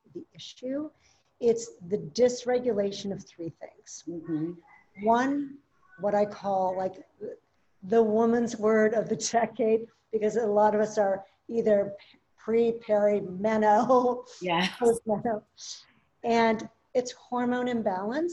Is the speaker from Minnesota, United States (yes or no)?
yes; Minneapolis, Minnesota, United States; I grew up in Minneapolis